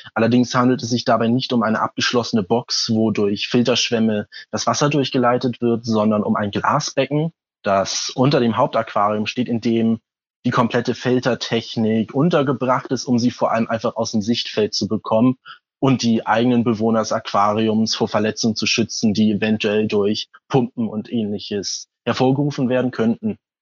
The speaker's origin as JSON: {"language": "German", "region": "Hamburg", "country": "Germany", "said": "ich komme aus Hamburg"}